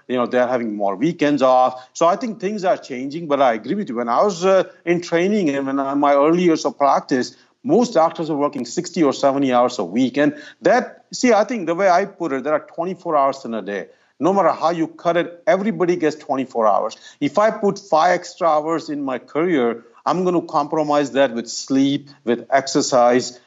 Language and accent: English; Ahmedabad, Gujarat, India; moved away; I grew up in India. It's about two hundred fifty miles north of Bombay. The city's name is Ahmedabad